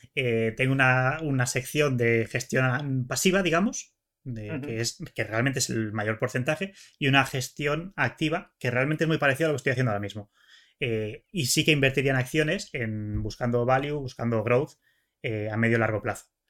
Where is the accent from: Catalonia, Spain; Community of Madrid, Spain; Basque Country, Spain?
Catalonia, Spain; Barcelona; yo soy de Barcelona